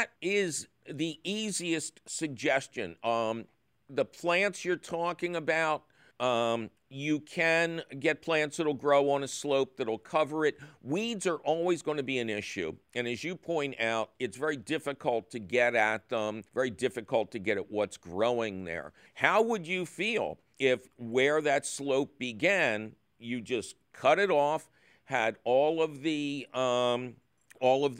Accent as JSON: {"language": "English", "town": "Philadelphia", "region": "Pennsylvania", "country": "United States", "tie": "born or raised there", "said": "when I was growing up in the Tacony Mayfair section of Philadelphia"}